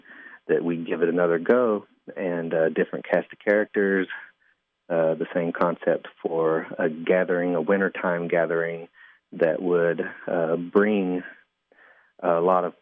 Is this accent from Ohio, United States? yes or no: no; Van Lear, Kentucky, United States; moved away as an adult; now in Lexington, United States; I grew up in Johnson County, and which is the county seat is Paintsville, and I grew up in a historic little coal camp there called Van Leer